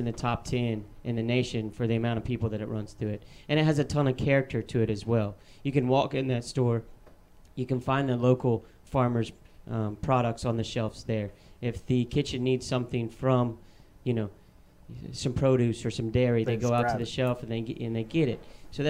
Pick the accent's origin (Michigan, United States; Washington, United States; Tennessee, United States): Tennessee, United States; Chattanooga; born there; I was born in Chattanooga. I've been all over the United States with being in the restaurant industry my life. Found my way back to Chattanooga